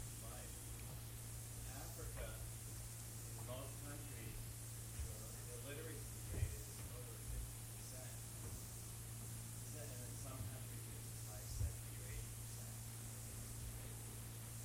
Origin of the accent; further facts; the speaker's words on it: United States; first language English; I don't think that I can be said to have lost my native language since I was born here